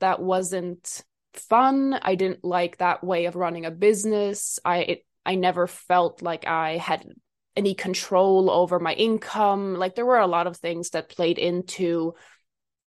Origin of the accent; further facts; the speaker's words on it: Sweden; I am from Sweden